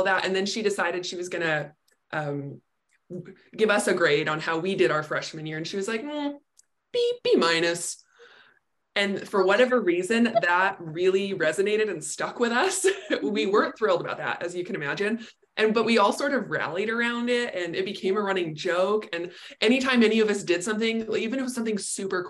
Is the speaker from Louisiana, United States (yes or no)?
no; California, United States; also born or lived in United Kingdom; I moved back to my home state of California, so I'm in San Diego now